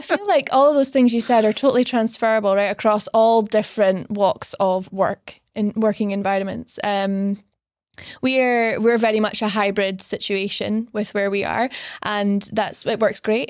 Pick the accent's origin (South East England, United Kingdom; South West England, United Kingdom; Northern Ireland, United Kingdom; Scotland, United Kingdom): Scotland, United Kingdom; Stonehaven; moved away as an adult; also born or lived in London; I grew up in Stonehaven, tiny little town on the, on the northeast coast of Scotland